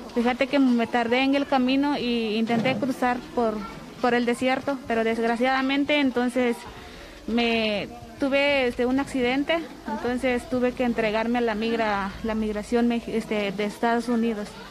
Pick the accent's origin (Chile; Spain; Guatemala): Guatemala; moved away as an adult; yo salí de mi país este, hace dos meses. Yo salí 28 de agosto de Guatemala